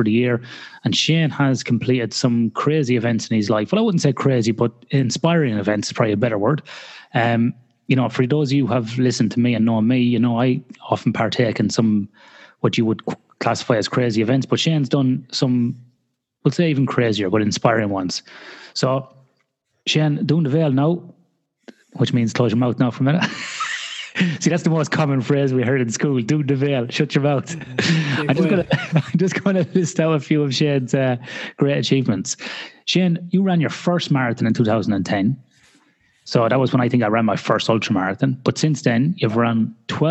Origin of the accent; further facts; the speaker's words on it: Ireland; as an Irish person